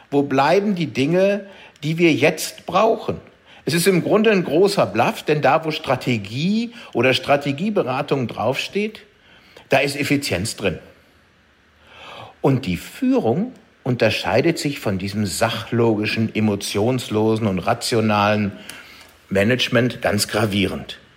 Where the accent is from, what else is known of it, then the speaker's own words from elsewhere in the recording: Düsseldorf, North Rhine-Westphalia, Germany; als Düsseldorfer muss ich auch Heinrich Heine nennen.